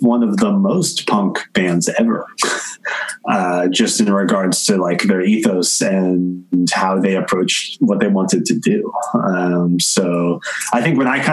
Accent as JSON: {"language": "English", "region": "New Jersey", "country": "United States", "tie": "born or raised there", "said": "growing up in New Jersey"}